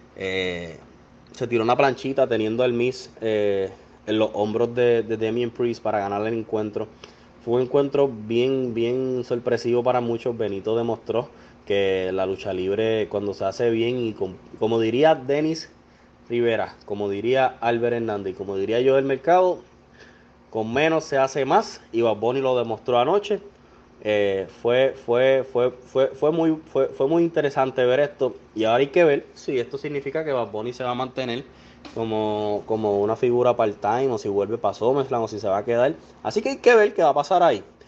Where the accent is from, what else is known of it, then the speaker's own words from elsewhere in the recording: Puerto Rico; soy boricua